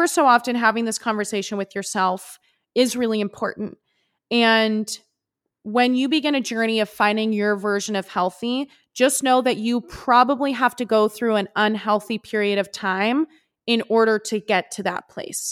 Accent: West Coast, United States; growing up on the West Coast

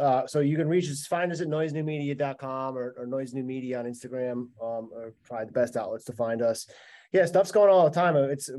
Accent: Connecticut, United States; moved away; Actually, my hometown event. I'm from Connecticut originally, so this one's in Southern Mass.

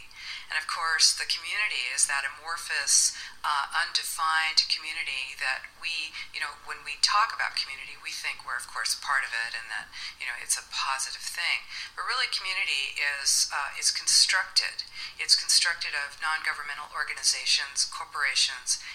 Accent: California, United States; I'm from the United States, California.

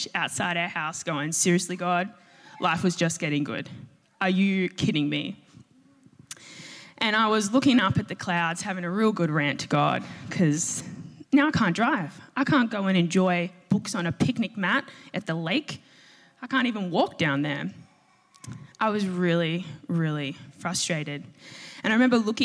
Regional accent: a V/Line town reached via Footscray, Victoria, Australia; my station, my hometown

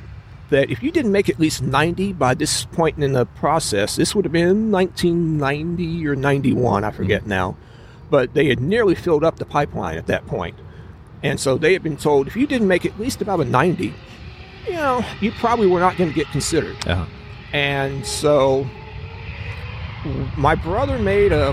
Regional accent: Houston, Texas, United States; moved away; I'm from Houston originally. Still have family there. A great place to be from.

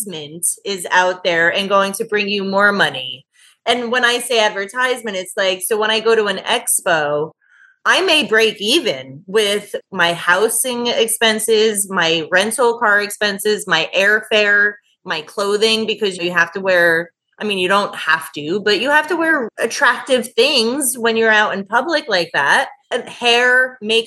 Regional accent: New Jersey, United States; also born or lived in Houston; I'm originally from New Jersey. So I came back to New Jersey

